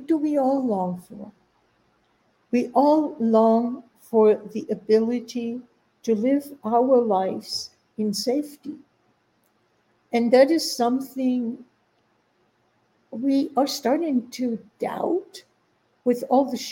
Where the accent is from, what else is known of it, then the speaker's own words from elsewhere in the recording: Germany; now in United States; I grew up in Germany